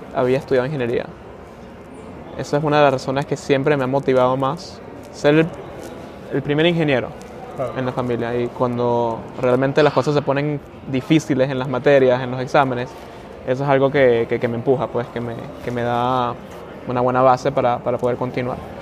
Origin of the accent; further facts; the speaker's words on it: Caracas, Capital District, Venezuela; also born or lived in South Bend, Indiana; now in Maryland, United States; yo nací en Caracas. Em, interesante, yo soy venezolano